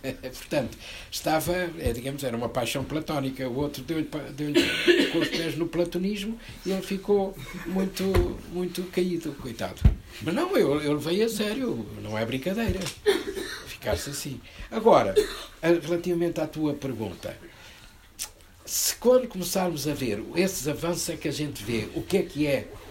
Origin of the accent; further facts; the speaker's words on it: Portugal; eu antes de ser gay sou português.